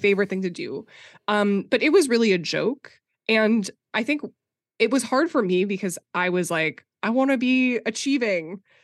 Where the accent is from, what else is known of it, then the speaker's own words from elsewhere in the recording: Minnesota, United States; I grew up conservative Christian in Minnesota, like, very evangelical